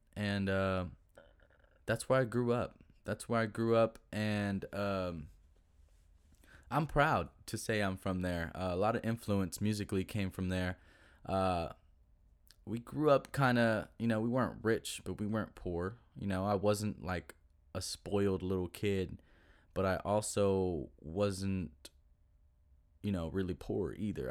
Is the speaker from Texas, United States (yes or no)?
yes; Duncanville, Texas, United States; I grew up was in Duncanville, Duncanville, Texas